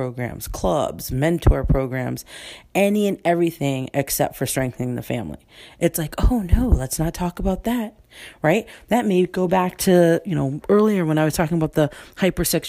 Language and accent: English; United States; I'm an American first